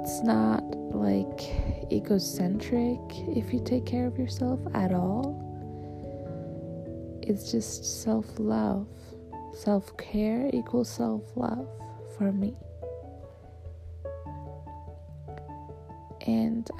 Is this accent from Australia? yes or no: no; Switzerland; I'm from Switzerland.